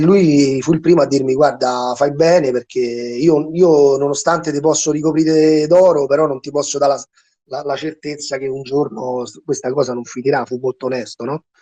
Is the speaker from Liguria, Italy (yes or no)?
no; Rome, Lazio, Italy; sul territorio dove abito io, sono di Ostia